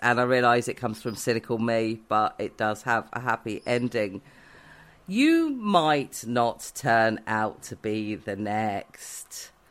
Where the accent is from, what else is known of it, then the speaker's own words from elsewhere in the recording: Newport Pagnell, South East England, United Kingdom; moved away; listeners will know I have a complicated relationship with my hometown.